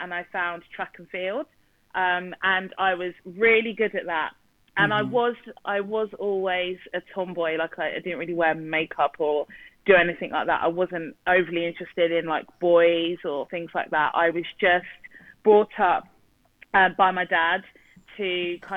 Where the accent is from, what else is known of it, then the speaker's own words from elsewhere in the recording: South East England, United Kingdom; England, born and bred from the south of England. So, yeah, just outside London. And I've lived here all my life